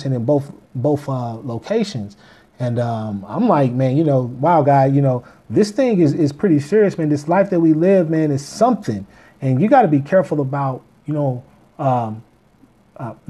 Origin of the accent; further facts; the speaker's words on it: Kansas City, Missouri, United States; moved away; I'm from Kansas City, Missouri